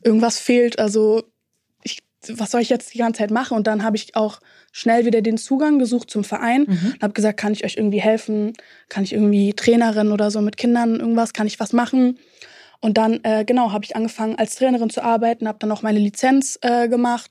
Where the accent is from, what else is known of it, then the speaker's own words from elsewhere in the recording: Berlin, Germany; ich komme auch aus Ostberlin